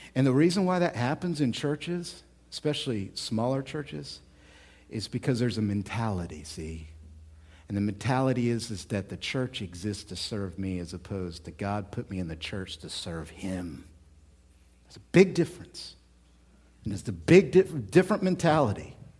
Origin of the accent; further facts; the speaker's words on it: United States; we're American.